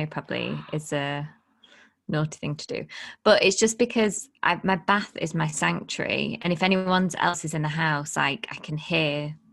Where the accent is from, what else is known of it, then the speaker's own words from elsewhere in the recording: Blackpool, North West England, United Kingdom; I'm from Blackpool